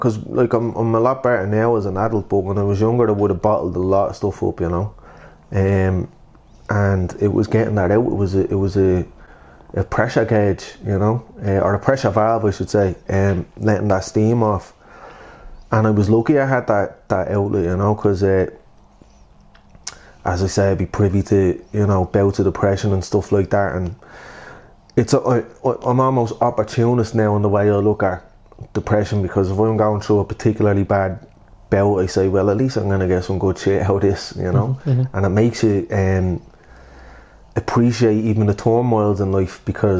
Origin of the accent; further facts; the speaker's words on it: Dublin, Leinster, Ireland; accent: Dublin; also born or lived in Blanchardstown; growing up in Cabra